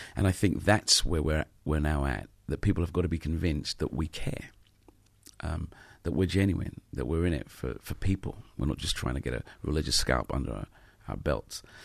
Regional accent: London, United Kingdom

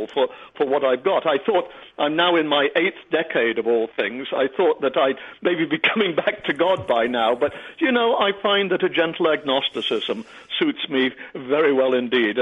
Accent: York, Yorkshire and the Humber, United Kingdom; now in Florida, United States; I grew up in the 1940s and 1950s in a Quaker family, actually, and went to a Quaker school in York

